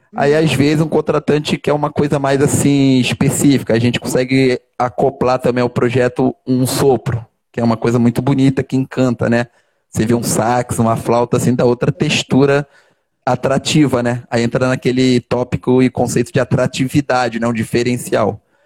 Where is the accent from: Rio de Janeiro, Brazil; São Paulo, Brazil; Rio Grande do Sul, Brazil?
Rio de Janeiro, Brazil; sou carioca da gema natural aqui do Rio de Janeiro. Nasci ali naquele hospital Ordem do Carmo